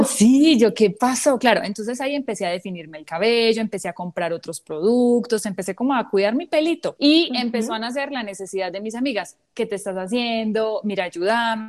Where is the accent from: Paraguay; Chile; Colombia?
Colombia; San Carlos, Antioquia; mi pueblo San Carlos